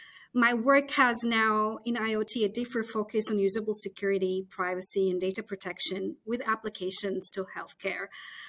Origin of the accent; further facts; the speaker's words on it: Istanbul, Turkey; moved away as an adult; also born or lived in United States; now in United Kingdom; I was born in Istanbul, Turkey